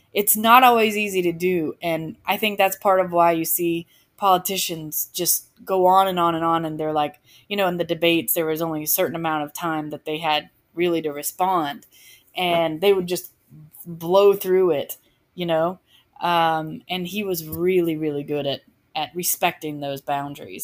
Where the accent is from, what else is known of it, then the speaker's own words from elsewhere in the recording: just west of Atlanta, Georgia, United States; I am from the South. Um, I grew up just west of Atlanta.